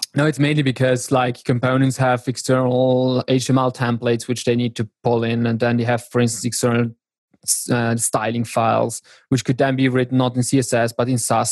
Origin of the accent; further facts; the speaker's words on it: South Tyrol, Trentino-Alto Adige, Italy; I'm from South Tyrol, which is a very small region here in Italy, the very north